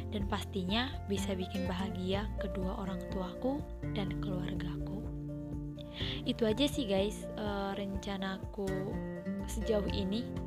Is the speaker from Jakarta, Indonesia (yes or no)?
no; Srikalang, North Sumatra, Indonesia; Aku berasal dari Srikalang, Provinsi Sumatera Utara